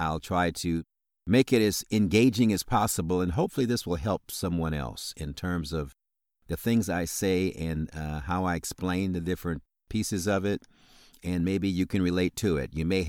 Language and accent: English; Illinois, United States; So once again … I'm from Illinois, as I indicated, right outside of Chicago.